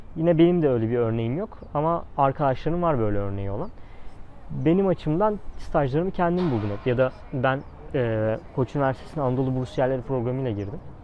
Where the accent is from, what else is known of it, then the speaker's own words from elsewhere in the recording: Zonguldak, Turkey; moved away as an adult; now in Istanbul, Turkey; ben Zonguldak Fen mezunuyum